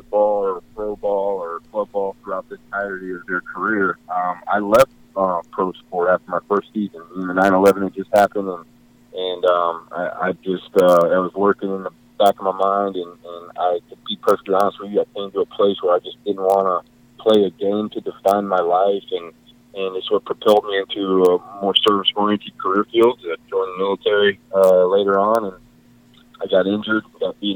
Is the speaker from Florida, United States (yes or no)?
yes; Gulf Breeze, Florida, United States; also born or lived in Bradenton, Florida / Lakeland, Florida / Tampa Bay area; I was born in Bradenton area. I grew up in the Panhandle, a small little island town called Gulf Breeze, and then went to high school in Lakeland, Florida